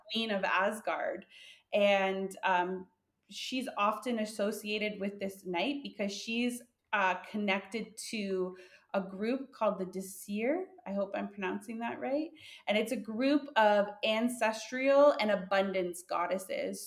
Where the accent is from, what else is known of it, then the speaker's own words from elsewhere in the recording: Canada; we're both from Canada.